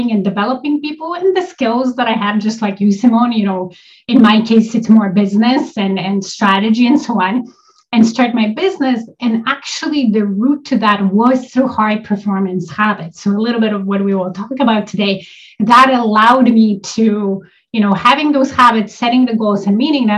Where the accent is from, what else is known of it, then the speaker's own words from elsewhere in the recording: Poland; also born or lived in Toronto area, Canada; now in Toronto, Canada; I live in Canada. I'm an immigrant to Canada. I'm originally from Poland.